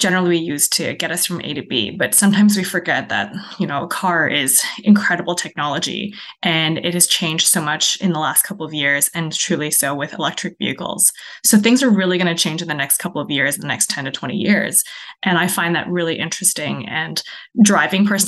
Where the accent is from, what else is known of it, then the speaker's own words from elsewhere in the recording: Ontario, Canada; moved away as an adult; also born or lived in China / Kelowna, British Columbia / Saskatchewan; now in British Columbia, Canada; I was born in China. I moved to Canada when I was five. So I grew up in Ontario